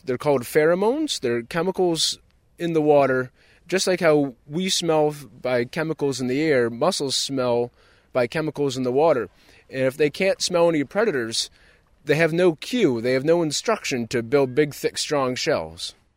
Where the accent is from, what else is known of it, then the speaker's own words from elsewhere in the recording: Long Island, Maine, United States; I grew up lobstering on Long Island, Maine, which is in Casco Bay, off of Portland.